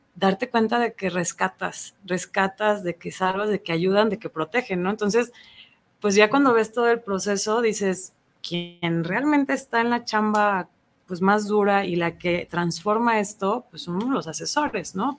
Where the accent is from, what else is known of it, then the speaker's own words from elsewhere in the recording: Ayutla, Jalisco, Mexico; now in Guadalajara, Mexico; es una chava de Ayutla, Jalisco. Soy originaria